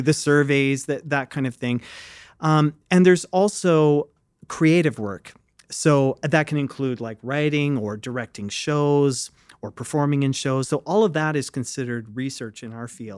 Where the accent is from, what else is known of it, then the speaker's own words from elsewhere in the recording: Fredericton, New Brunswick, Canada; I grew up in Fredericton, New Brunswick